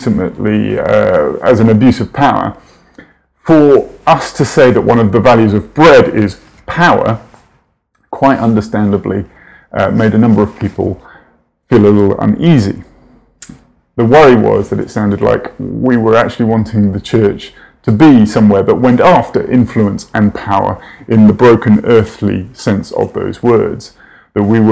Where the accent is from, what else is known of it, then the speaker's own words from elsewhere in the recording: United Kingdom; moved away as an adult; now in United States; Coming from the UK, it's important to stress just how different our church experience in my home country is to that here in the US